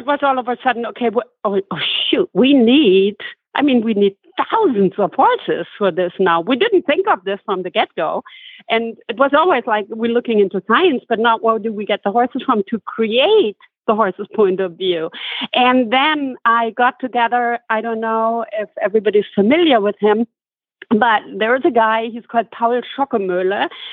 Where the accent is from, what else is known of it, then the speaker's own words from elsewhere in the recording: Germany; I grew up born and raised in Germany.